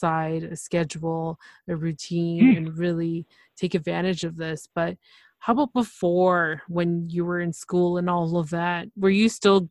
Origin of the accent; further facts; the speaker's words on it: Canada; I'm from Canada, so we don't have that option of Spanish.